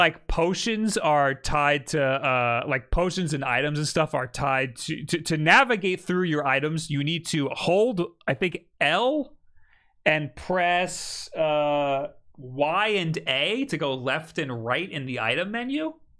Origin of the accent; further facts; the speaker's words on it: Mexico; I'm from Mexico